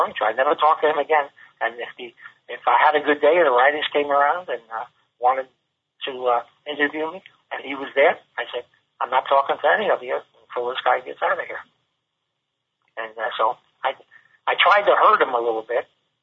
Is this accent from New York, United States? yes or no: yes; New York City, New York, United States; we're both from New York City, and I'm from the Bronx